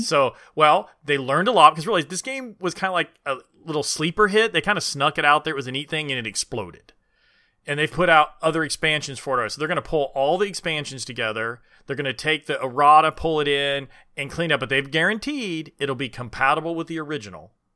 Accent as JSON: {"language": "English", "region": "Indiana", "country": "United States", "tie": "born or raised there", "said": "I grew up in Indiana"}